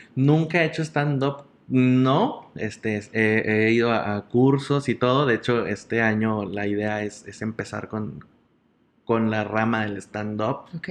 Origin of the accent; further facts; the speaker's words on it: General Escobedo, Nuevo León, Mexico; also born or lived in San Nicolás de los Garza, Nuevo León; soy originario de San Nicolás de los Garza, Nuevo León, pero toda mi vida he vivido en el municipio de Escobedo